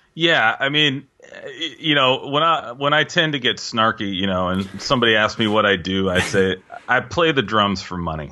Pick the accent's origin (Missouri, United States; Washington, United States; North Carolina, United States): Washington, United States; Seattle; also born or lived in New York; I was born in Seattle, grew up in Seattle